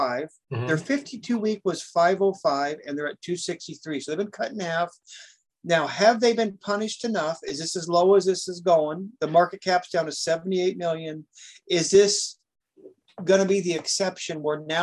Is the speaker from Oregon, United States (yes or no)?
yes; Oregon, United States; I am from Oregon